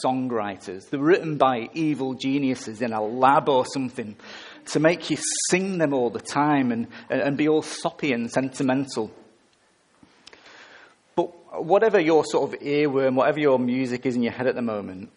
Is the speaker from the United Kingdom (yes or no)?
yes; England, United Kingdom; I'm English.